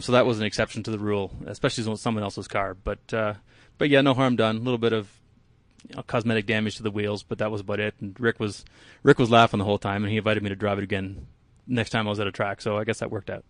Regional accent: Canada; now in Palisade, United States; I'm Canadian, so I grew up growing in, I grew up driving in the snow

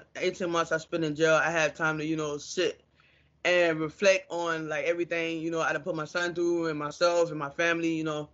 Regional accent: Norfolk, Virginia, United States; also born or lived in Maryland; now in South Carolina, United States; I'm from Norfolk, Virginia.

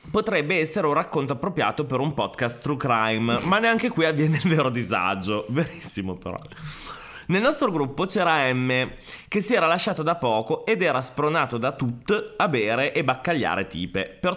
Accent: Turin, Piedmont, Italy; Ecco, noi siamo di Torino ed Emme all'epoca abitava nei pressi dello stadio

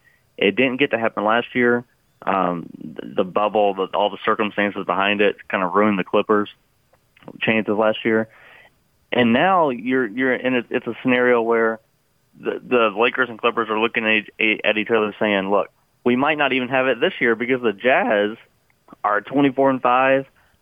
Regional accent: Louisville, Kentucky, United States; where I'm from, Louisville, Kentucky.

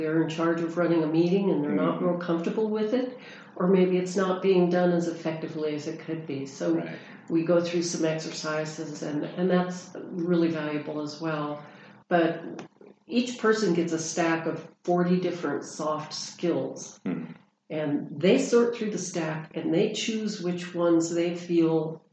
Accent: California, United States; also born or lived in Texas; now in Tucson, United States; Originally from California.

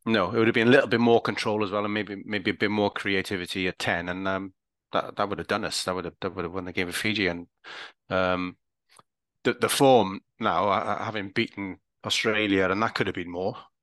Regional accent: Welsh, Wales, United Kingdom; I'm Welsh

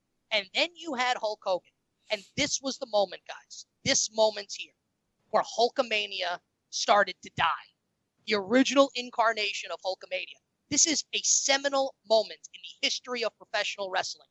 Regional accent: New York City, New York, United States; I'm from Queens, and that's real New York

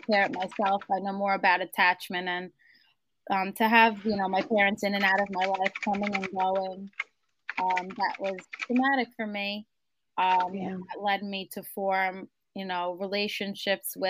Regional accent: New York City, New York, United States; I grew up in Howard Beach, Queens, in New York City.

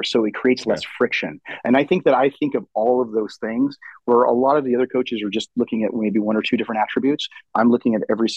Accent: San Jose, California, United States; moved away as an adult; also born or lived in Kuwait / Queens, New York; now in Dallas, United States; I grew up in the San Jose area my entire life up until about 7 months ago when we moved to Dallas

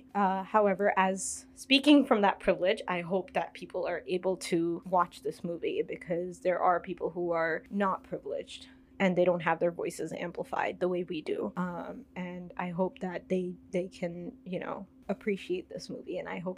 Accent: India; as an Indian watching the movie, I felt like this movie should be shown.

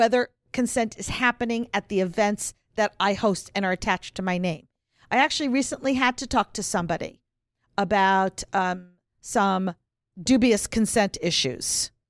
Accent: the North, United States; I'm really a northerner

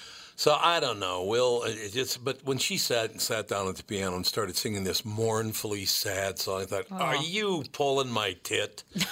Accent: Minnesota, United States; There's Amy Klobuchar, and I know her because, you know, we're from Minnesota.

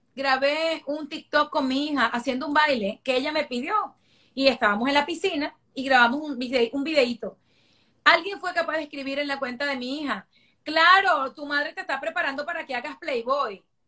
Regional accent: Venezuela; moved away as an adult; also born or lived in Caracas / London; now in Miami, United States; yo soy una venezolana que lo tuve todo en Venezuela. Yo eh, crecí en un hogar clase media

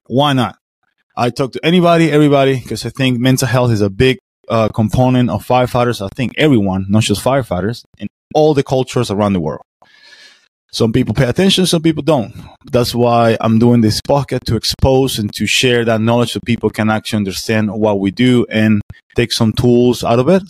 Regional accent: Venezuela; now in Florida, United States; I'm American, I'm a Venezuelan too. So I got mix of two cultures

